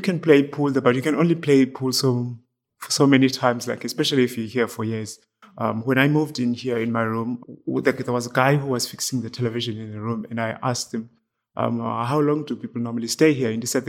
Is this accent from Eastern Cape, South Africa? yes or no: yes; Eastern Cape, South Africa; moved away as an adult; now in County Clare, Ireland; I was born in the Eastern Cape in South Africa